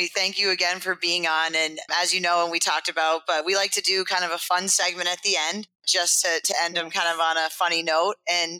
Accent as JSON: {"language": "English", "region": "Maine", "country": "United States", "said": "I'm from Maine, as I've shared."}